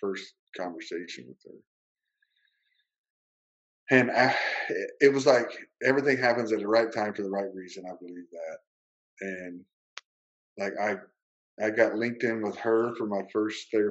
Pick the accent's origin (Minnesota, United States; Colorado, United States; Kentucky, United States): Kentucky, United States; moved away; I grew up riding horses in Kentucky